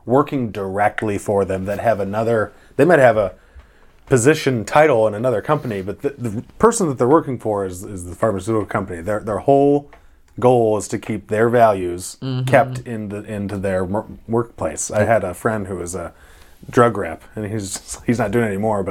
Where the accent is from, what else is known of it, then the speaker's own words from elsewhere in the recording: Michigan, United States; now in Oregon, United States; growing up in Michigan